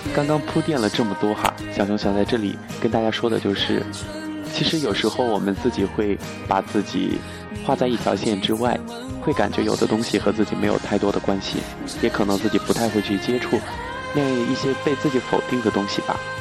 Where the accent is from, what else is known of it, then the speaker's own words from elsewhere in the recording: Chongqing, China; accent: Chongqing dialect; 我们这里就不是一个说普通话的地方，目前在重庆，我所谓的是重庆话